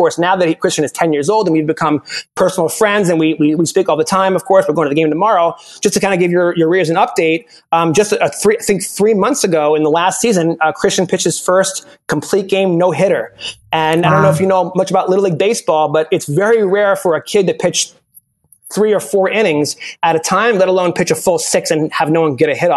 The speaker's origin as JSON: {"language": "English", "region": "New York", "country": "United States", "moved": "as an adult", "lives_now": "Kansas City, United States", "said": "I'm from New York. I've only been living in Kansas for a few years"}